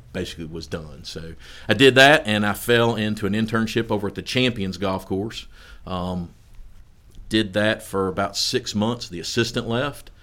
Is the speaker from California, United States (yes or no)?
no; Versailles, Kentucky, United States; moved away as an adult; also born or lived in Bowling Green, Kentucky; now in Florence, United States; I'm born in Bowling Green, Kentucky, home of the Corvette Museum, or Western Kentucky University. So, and then I, uh, my parents migrated back over to Central Kentucky. So I was born and raised in Vers-, er, raised in Versailles, Kentucky, right outside of Lexington